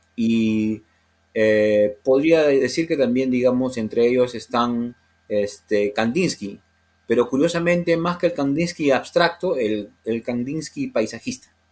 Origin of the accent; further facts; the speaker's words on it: Lima, Peru; soy de la costa, ¿no? Soy urbano, procedo de Lima